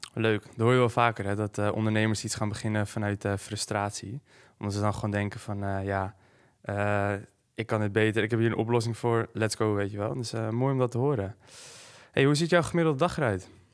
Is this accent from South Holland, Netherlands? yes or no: no; Hoorn, North Holland, Netherlands; ik kom uit Horen.